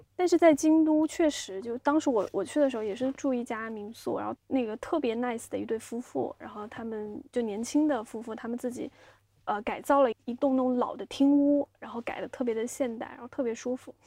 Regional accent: Xiamen, Fujian, China; moved away as an adult; also born or lived in Beijing; 作为一个厦门人

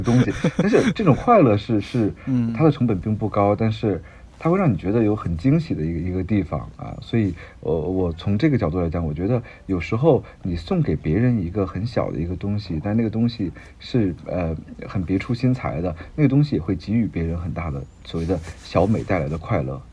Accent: Beijing, China; 因为我是北京人啊

